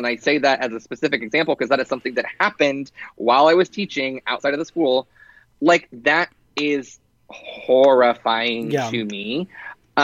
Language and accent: English; Dallas, Texas, United States; moved away; I grew up in Dallas, and whenever I was living there, for a long period of time